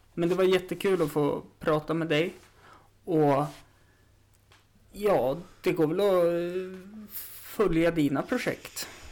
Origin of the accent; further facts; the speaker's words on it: Östersund, Jämtland, Sweden; det är ju där jag är uppvuxen också.